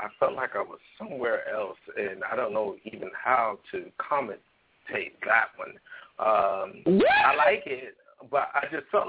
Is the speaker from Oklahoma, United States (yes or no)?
no; Hampton, Virginia, United States; I'm from Hampton, VA.